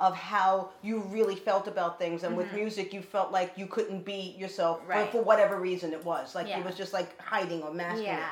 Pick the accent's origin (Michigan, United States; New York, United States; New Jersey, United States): New York, United States; New York City; I grew up in the Bronx